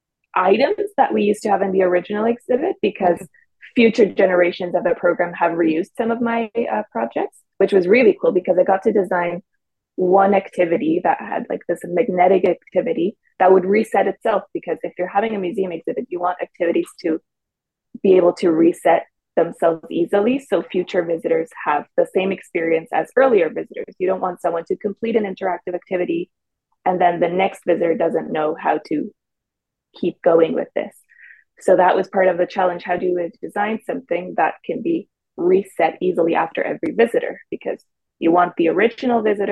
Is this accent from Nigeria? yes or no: no; Mexico; moved away as an adult; also born or lived in Waterloo, Canada; now in Toronto, Canada; I'm originally from Mexico. So I'm a Mexican who came to Canada for her studies at the University of Waterloo a few years ago